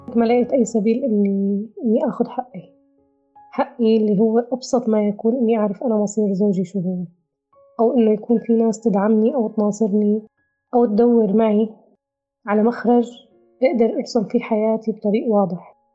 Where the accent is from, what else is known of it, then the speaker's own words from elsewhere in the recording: western Rif Dimashq, Syria; moved away as an adult; سورية من ريف دمشق الغربي